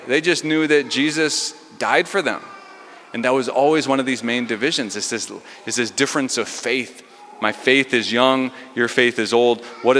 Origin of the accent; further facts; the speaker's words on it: Delano, United States; well, I grew up in Delano and they only moved here 25 years ago.